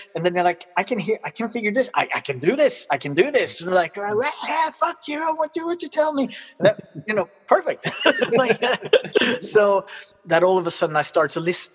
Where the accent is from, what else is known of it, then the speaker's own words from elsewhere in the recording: Sweden; English is a second language; also born or lived in United States; I'm very British for being a Swede who has lived in the US